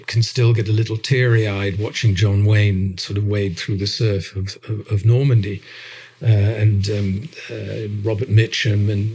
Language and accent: English; The Hague, Netherlands; I grew up in the Netherlands